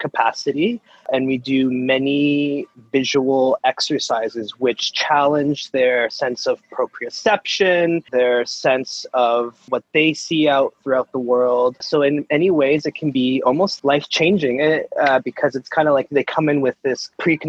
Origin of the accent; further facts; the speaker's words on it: Mississauga, Ontario, Canada; born and raised in Mississauga.